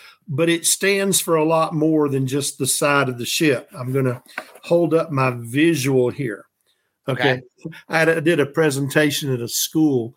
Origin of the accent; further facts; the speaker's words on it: the South, United States; I'm from the South.